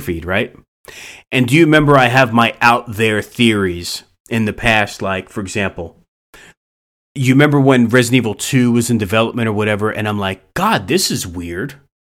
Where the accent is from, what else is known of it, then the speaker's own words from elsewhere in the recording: East Coast, United States; moved away; I'm originally from the East Coast